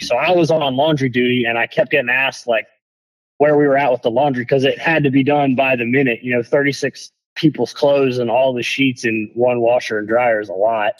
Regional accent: Michigan, United States; moved away; also born or lived in Jacksonville, Florida; I'm originally from Michigan, but that's where I'd been living at the time

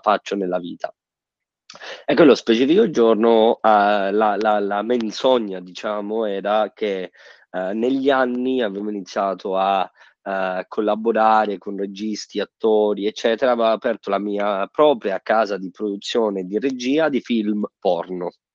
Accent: Sicily, Italy; moved away; sono siciliano e ogni volta che torno in Sicilia

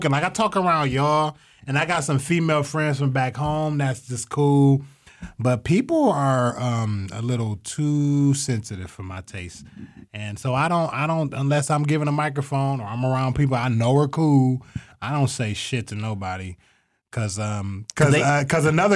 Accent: Toledo, Ohio, United States; I was raised in Toledo

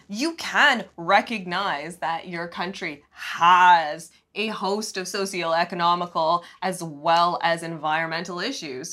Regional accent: Canada; growing up in Canada.

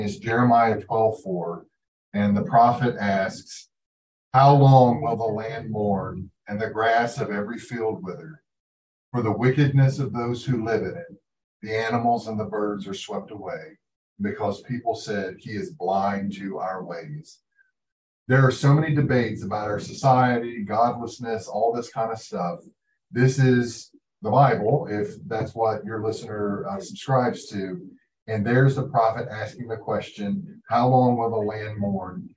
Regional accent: Appalachia, United States; also born or lived in Pike County, Kentucky; I am Appalachian

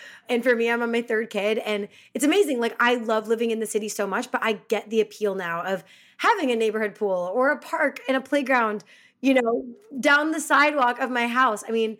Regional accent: Chicago, Illinois, United States; moved away; I'm from Chicago

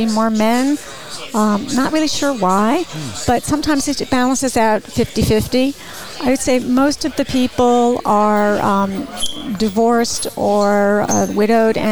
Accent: Bergen County, New Jersey, United States; moved away as an adult; also born or lived in Ithaca, New York; Born and raised in New Jersey

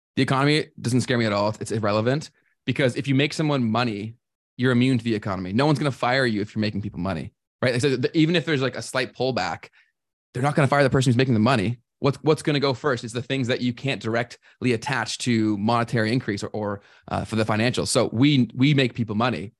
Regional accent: Toronto, Ontario, Canada; I was born and raised in, around Toronto.

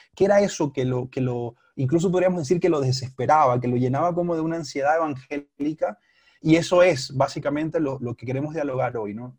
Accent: Panama; moved away as an adult; now in Bogotá, Colombia; soy de Panamá, hace tres años vivo aquí en la ciudad de Bogotá

